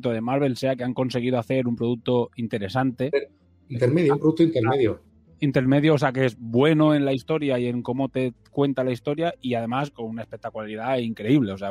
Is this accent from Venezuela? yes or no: no; Balearic Islands, Spain; nosotros somos de Mallorca, no me suena que haya escuela de cine